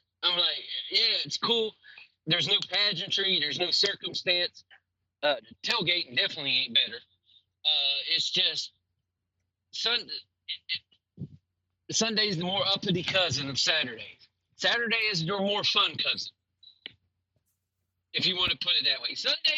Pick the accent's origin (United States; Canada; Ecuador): United States; the South; I'm from the South